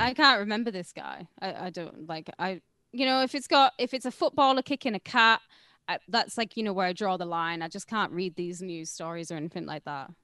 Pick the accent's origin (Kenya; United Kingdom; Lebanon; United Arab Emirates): United Kingdom; I'm British